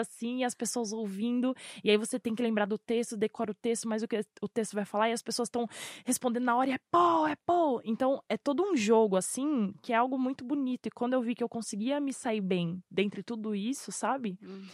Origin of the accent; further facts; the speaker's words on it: São Paulo, Brazil; eu vim da Zona Sul, eu vim do Grajaú, lá da perifa do Terminal Varginha